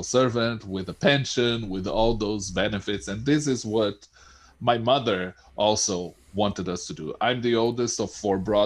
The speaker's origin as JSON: {"language": "English", "country": "Brazil", "tie": "born or raised there", "moved": "as an adult", "lives_now": "United States", "said": "I was born in Brazil, and I consider myself a Brazilian"}